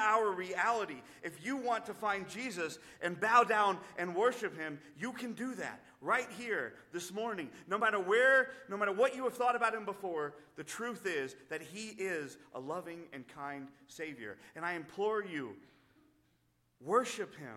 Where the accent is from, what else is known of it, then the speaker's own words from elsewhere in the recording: United States; our freedom as American because we believe in Christ